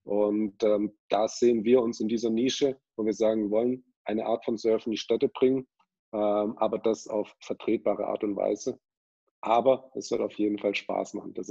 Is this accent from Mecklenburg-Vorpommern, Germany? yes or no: no; Ulm, Baden-Württemberg, Germany; ich wollte schon immer surfen, ähm, habe aber in meiner Heimat Ulm keine wirklichen Leute gehabt, die auch daran interessiert waren.